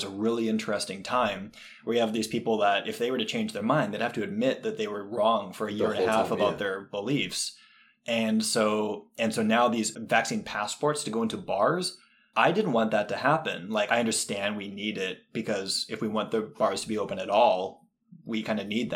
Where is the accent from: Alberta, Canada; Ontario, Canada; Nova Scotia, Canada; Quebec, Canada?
Alberta, Canada; I grew up in Alberta